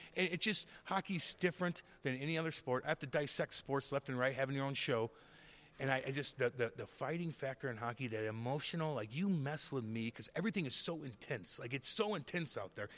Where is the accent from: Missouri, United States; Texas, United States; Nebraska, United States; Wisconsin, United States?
Missouri, United States; St. Louis; Saint Louis, my hometown